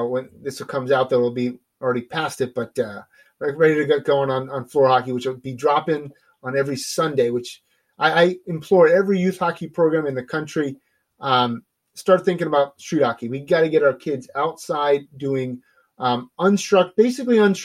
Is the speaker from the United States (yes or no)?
yes; New Jersey, United States; moved away; I'm a guy from New Jersey